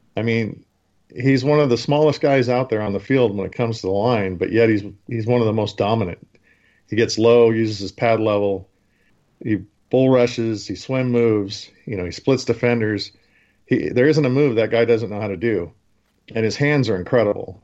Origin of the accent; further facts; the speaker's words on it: Oregon, United States; I'm from Oregon. I'm a University of Oregon guy.